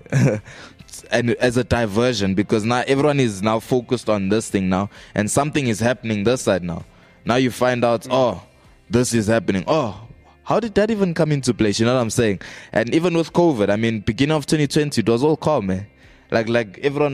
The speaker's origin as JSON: {"language": "English", "country": "South Africa", "said": "I'm South African."}